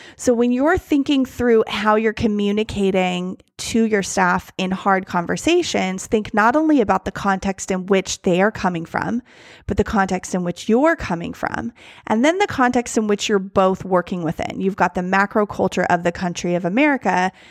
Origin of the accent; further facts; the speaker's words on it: United States; me, as an American